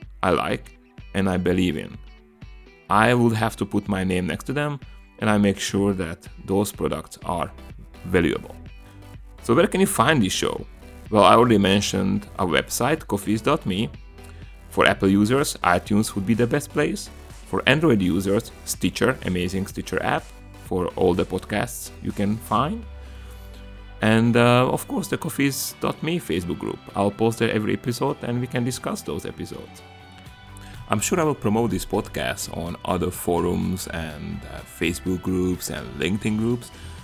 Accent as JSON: {"language": "English", "town": "Komárno", "region": "Nitra Region", "country": "Slovakia", "accent": "Hungarian and Slavic influences", "second_language": "English", "moved": "as an adult", "lives_now": "Marin County, United States", "said": "I'm originally from a small country in Central Europe called Slovakia, from a charming town on the bank of Danube called Komarno. And if my accent confuses you, it's because I belong to the Hungarian minority in Slovakia"}